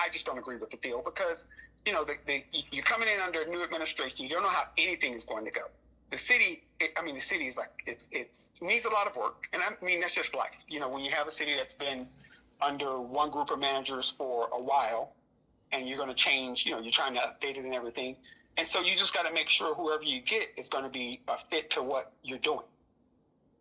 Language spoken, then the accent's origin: English; Fort Meade, Florida, United States; I'm from Fort Meade